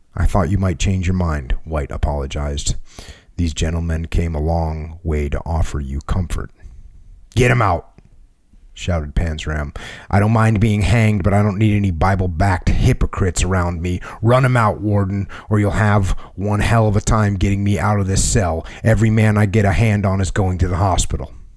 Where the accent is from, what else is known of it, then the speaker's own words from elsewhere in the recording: New England, United States; I grew up in New England